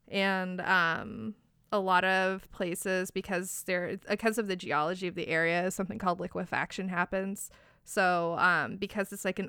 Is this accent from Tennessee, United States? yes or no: no; Bay Area, California, United States; So I grew up in the Bay Area